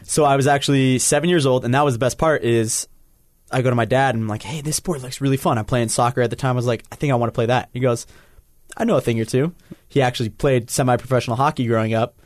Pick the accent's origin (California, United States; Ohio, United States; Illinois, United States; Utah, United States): Utah, United States; Salt Lake City; I'm from Salt Lake City, born here